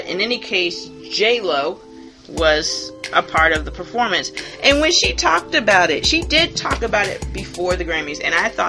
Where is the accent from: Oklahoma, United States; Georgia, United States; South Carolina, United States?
South Carolina, United States; Hilton Head; I grew up on Hilton Head, South Carolina